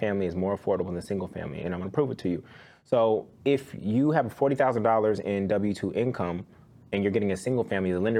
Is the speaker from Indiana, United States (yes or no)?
no; Oakland, California, United States; I grew up in Oakland, California